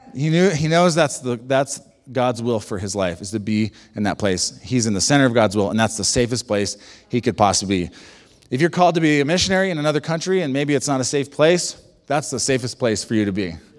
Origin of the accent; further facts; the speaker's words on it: United States; I'm, I'm an American